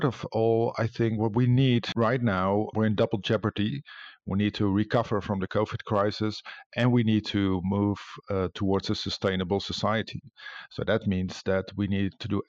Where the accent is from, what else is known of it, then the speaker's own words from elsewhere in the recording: Netherlands; I come from the Netherlands, which has a similar reputation